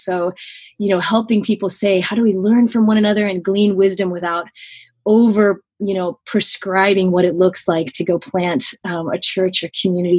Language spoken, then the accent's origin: English; Tokyo, Japan; I grew up in Tokyo, Japan.